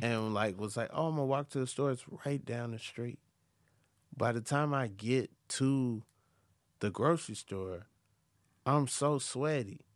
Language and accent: English; the South, United States; I'm from the South